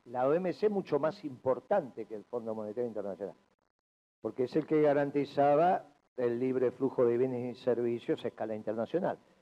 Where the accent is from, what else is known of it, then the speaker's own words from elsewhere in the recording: Buenos Aires, Argentina; moved away as an adult; now in Buenos Aires Province, Argentina; yo era un porteño igual que vos, así que soy, ahora estoy en la provincia de Buenos Aires